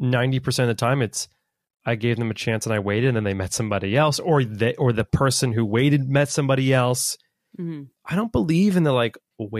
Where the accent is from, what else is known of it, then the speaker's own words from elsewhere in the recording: United States; I'm American, he is French. I don't know the like Germany, American, French sauces.